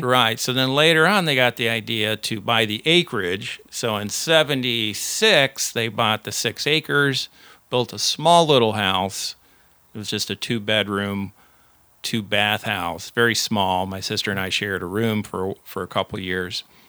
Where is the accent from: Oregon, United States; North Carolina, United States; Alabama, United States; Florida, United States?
Florida, United States; Central; also born or lived in Houston, Texas / San Antonio, Texas / Dayton, Ohio / Miami, Florida; I was born in Houston, also live in San Antonio, Dayton, Ohio, and then, uh, Miami. And that's when, uh, when I was just, uh, in pre-K, so probably four, four years old or so, he decided to quit N C R and come to Central Florida